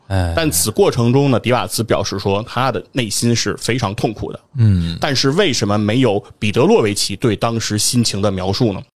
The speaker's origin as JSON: {"language": "Chinese", "country": "China", "said": "我们中国人"}